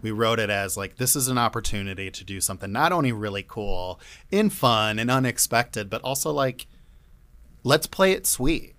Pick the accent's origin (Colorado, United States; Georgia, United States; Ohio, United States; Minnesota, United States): Ohio, United States; Cleveland; moved away; I'm from Cleveland